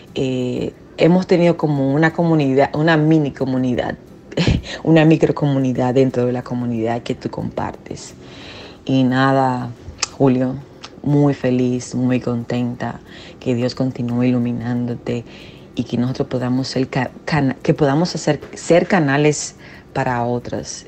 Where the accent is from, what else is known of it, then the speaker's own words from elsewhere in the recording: Venezuela; also born or lived in Dominican Republic; now in New York, United States; soy venezolana y pero resido en Estados Unidos, en Nueva York